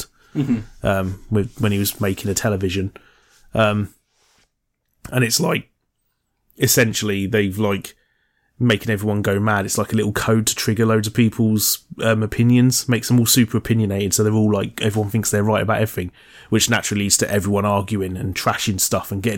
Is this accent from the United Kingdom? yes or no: yes; United Kingdom; we're British